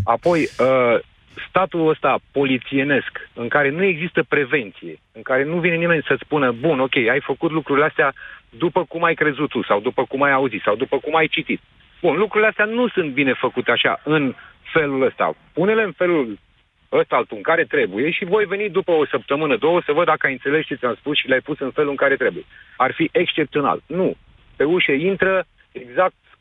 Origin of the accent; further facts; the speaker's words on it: Brașov, Brașov County, Romania; moved away as an adult; also born or lived in United Kingdom; sunt din Brașov